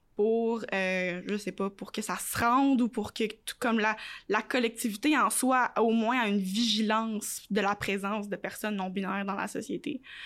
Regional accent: Quebec City, Quebec, Canada; also born or lived in Montreal; j'ai quitté Montréal, j'avais 8 ans, j'ai pas vécu ça, tu sais, j'ai pas, il y a pas, pas de quartier gay à Québec

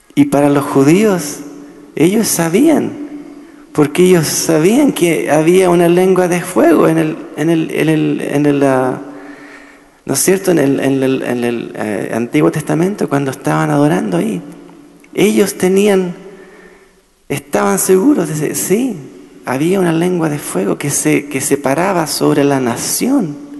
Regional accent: Chile; now in Nashville, United States; yo soy chileno

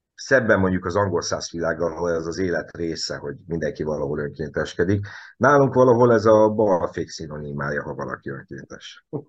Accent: Nyíregyháza, Szabolcs-Szatmár-Bereg, Hungary; én sem budapesti vagyok, hanem nyíregyházi

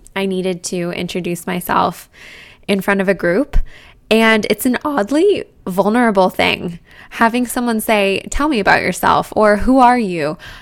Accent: Boulder, Colorado, United States; now in New York, United States; I grew up in Boulder, Colorado, right in front of the Rocky Mountains

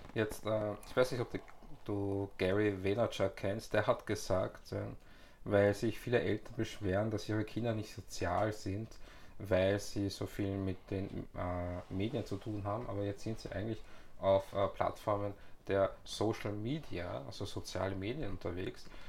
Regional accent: Vienna, Austria; ich bin halt in Wien geboren

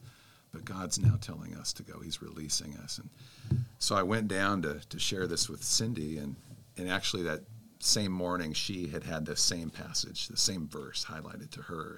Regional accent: Spokane, Washington, United States; moved away; also born or lived in Texas Hill Country / Anchorage, Alaska; I was raised in, in Spokane, Washington, and, and also uh, the hill country of Texas.

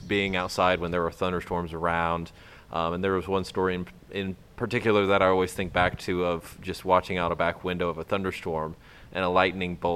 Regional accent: Fort Wayne, Indiana, United States; moved away as an adult; also born or lived in Muncie, Indiana / Louisiana; I grew up in Indiana, kind of northeast side around Fort Wayne area

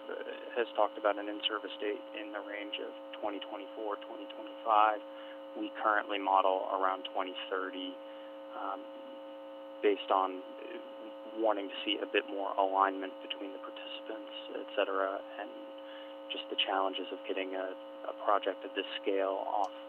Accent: Alaska, United States; moved away as an adult; also born or lived in Houston; now in New York City, United States; Uh, I am an Alaskan. I was actually born in Valley Hospital years ago. Um, I grew up in Alaska.

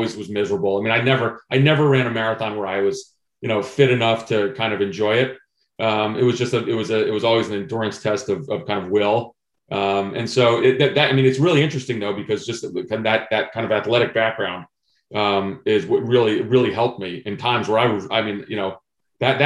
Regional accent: New Jersey, United States; now in Vienna, Virginia, United States; I grew up in New Jersey

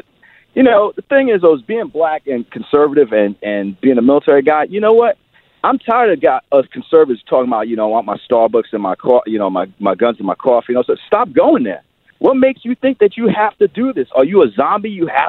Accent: New York, United States; moved away; I'm from New York originally.

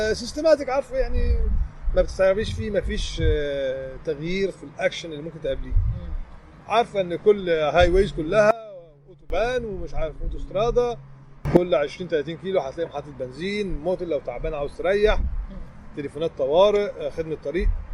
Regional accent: Egypt; قلت لهم من مصر

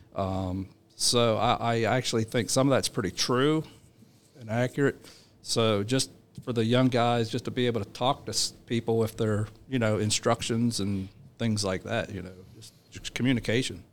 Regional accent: Chambersburg, Pennsylvania, United States; moved away; I grew up in South Central Pennsylvania, Chambers Road, Pennsylvania

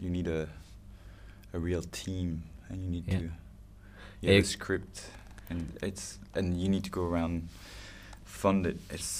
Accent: Toulouse, Occitania, France; English is a second language; moved away as an adult; also born or lived in United Kingdom; now in New York, United States; I'm from Toulouse. Toulouse, yeah. And yeah, I grew up there with actually Olivier, who made the sound again.

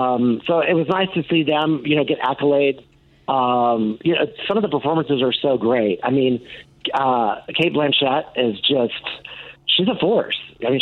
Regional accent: Chicago, Illinois, United States; I'm from Chicago

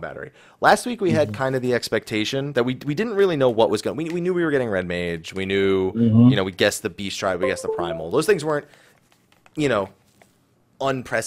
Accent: New Jersey, United States; I'm from New Jersey.

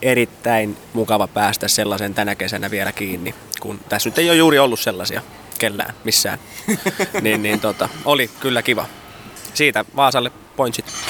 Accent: South Ostrobothnia, Finland; Etelä-Pohjanmaa on se, mistä me ollaan kotoisin

